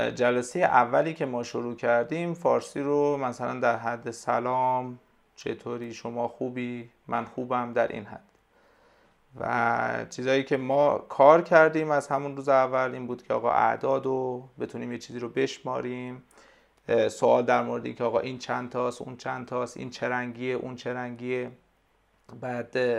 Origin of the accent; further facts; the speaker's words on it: Kerman, Kerman Province, Iran; first language Persian; کرمان ما